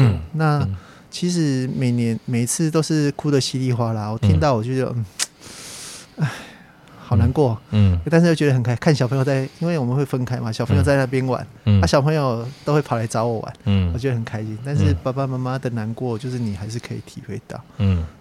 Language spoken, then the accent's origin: Chinese; Taiwan; accent: Taiwanese Mandarin; 而且我讲话也就台湾国语啊，不会卷舌啊。